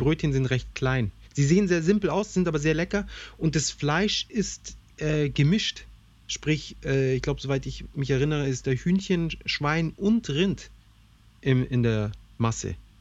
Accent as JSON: {"language": "German", "country": "Germany", "said": "bei uns in Deutschland"}